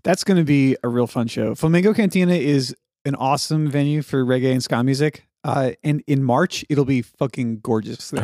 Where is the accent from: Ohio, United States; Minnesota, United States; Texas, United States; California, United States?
Texas, United States; Dallas; moved away; D F W homies, which was, you know, my hometown for a long time